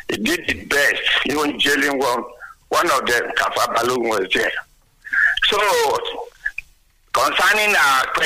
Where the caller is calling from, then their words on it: Abeokuta, Ogun State, Nigeria; from Abeokuta. Good morning, Nigerians.